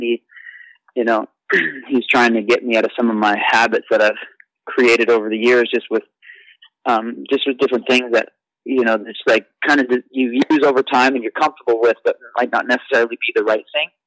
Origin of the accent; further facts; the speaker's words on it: Canada; growing up in Canada and being being uh, you know on the teams and at the front of the races